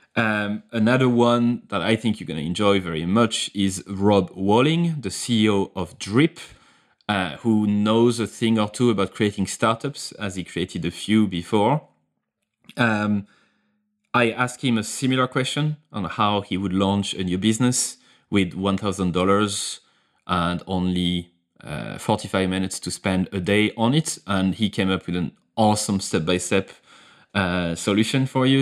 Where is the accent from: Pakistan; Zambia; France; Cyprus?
France; accent: French; English is a second language; my accent, my French accent